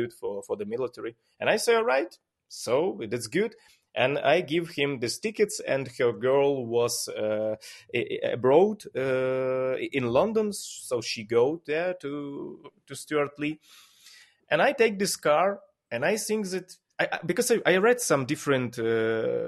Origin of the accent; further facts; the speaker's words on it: Ukraine; English is a second language; I am that guy from Ukraine